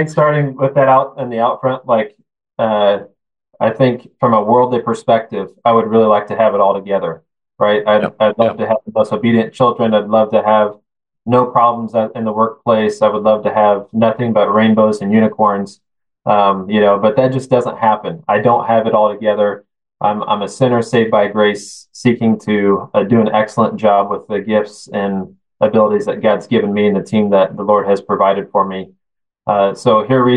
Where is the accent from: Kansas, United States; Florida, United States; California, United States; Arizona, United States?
Kansas, United States; I'm the superintendent of my hometown school, Christian school. So it's fun to be back home, close to family